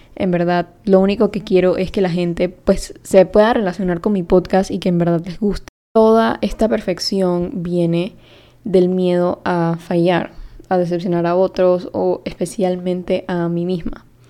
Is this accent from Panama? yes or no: yes; Panama; yo soy de Panamá y hablo español, también hablo inglés